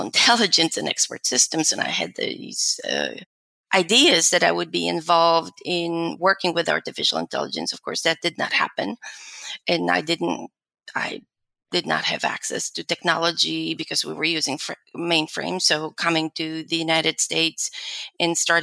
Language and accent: English; Warsaw, Masovian Voivodeship, Poland; moved away as an adult; also born or lived in London / New York; now in Texas, United States; I was born in Poland and grew up in Warsaw for the first 19 years